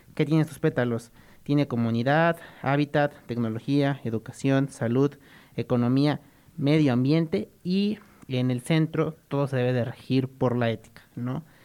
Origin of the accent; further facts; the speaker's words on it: Mexico; nuestro bonito México